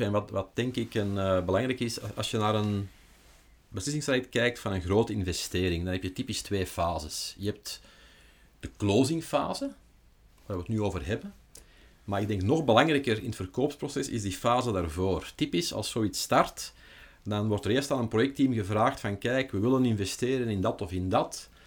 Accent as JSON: {"language": "Dutch", "area": "Leuven area", "region": "Flanders", "country": "Belgium", "said": "ik kom uit het Leuvense."}